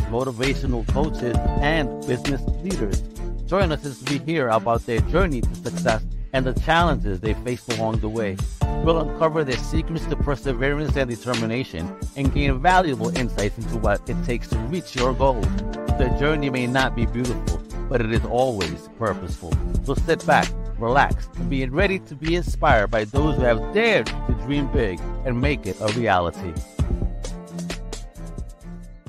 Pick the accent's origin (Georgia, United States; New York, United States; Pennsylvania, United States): New York, United States; New York City; I grew up in Greenpoint around a very big Polish community.